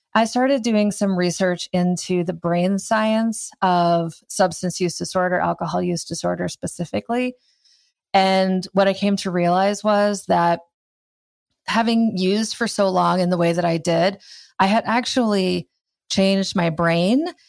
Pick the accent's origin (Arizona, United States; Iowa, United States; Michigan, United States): Iowa, United States; I grew up in Iowa